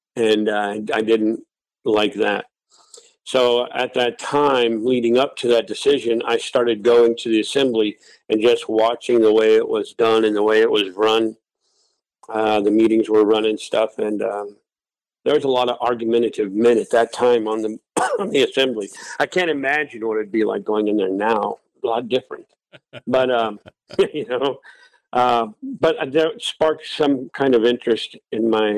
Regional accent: Wasilla, Alaska, United States; also born or lived in Anchorage, Alaska / Ellendale, North Dakota; I was born in Anchorage. And I moved to Wasilla when I was nine years old and I've been here ever since. So I was raised in the valley, uh, lifelong Alaskan.

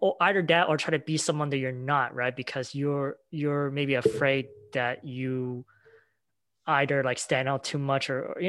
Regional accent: United States; I obviously born and raised here in the US as well, you know, so, you know, I'm also American citizen, we both are.

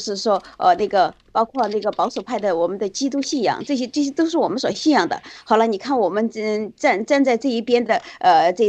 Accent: China; 我们是想要这个爆料革命最终成功，让我们的中国呃我们中国人得得到尊重

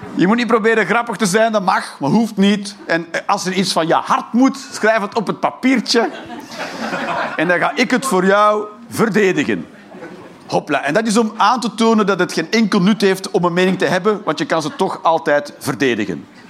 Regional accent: Flanders, Belgium; now in Eindhoven, Netherlands; ik ben een Vlaming

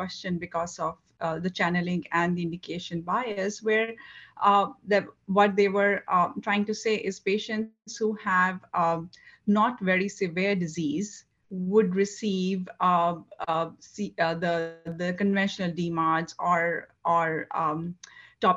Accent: India; moved away as an adult; also born or lived in Nepal / Macon, Georgia / Philadelphia / New Orleans; now in Wisconsin, United States; I grew up in India, and I did my medical college from Nepal and residency in Macon, Georgia

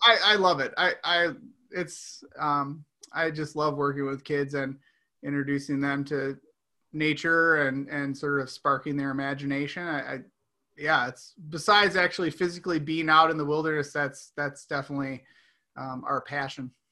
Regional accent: outside of Chicago, Illinois, United States; moved away; I grew up outside of Chicago

